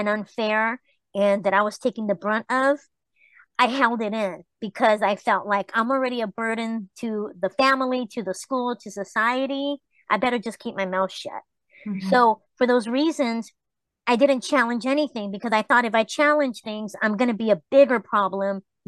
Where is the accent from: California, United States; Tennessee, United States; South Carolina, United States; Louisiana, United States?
California, United States; Los Angeles; also born or lived in Tijuana, Mexico; I grew up in the East LA projects